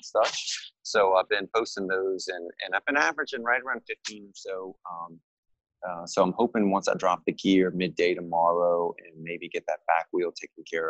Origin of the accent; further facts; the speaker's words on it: New Orleans, Louisiana, United States; I was born and raised in New Orleans